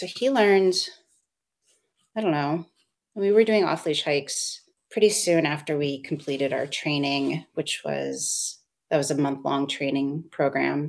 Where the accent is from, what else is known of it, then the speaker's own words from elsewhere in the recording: Seattle, Washington, United States; moved away as an adult; also born or lived in East Coast / abroad; now in Portland, United States; I'm from the Seattle area originally. I grew up there my whole life